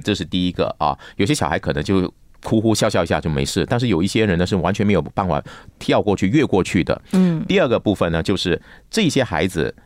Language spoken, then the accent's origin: Chinese; Malaysia; 我小时候住在新村甘蹦嘛